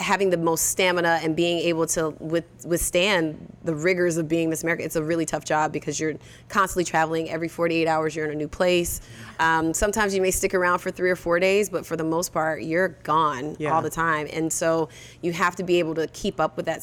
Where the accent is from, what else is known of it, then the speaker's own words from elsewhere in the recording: Orlando, Florida, United States; I'm from Orlando